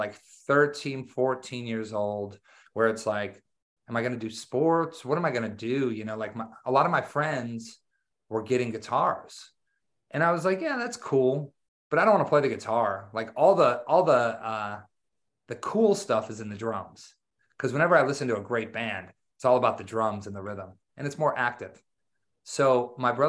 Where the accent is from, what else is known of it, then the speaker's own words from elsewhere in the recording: Wisconsin, United States; I grew up in Wisconsin. So I grew up in the country